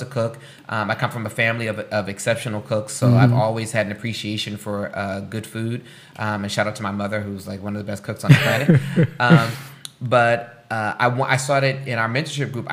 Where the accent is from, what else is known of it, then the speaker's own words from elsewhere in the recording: Newark, New Jersey, United States; I really wanted to work in Newark because I'm from Newark.